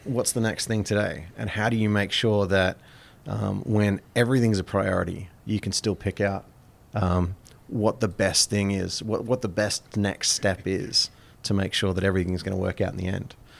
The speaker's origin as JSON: {"language": "English", "country": "Australia", "tie": "born or raised there", "moved": "yes", "lives_now": "Plattsburgh, United States", "said": "growing up in Australia, it was, it, it was very much a cafe culture."}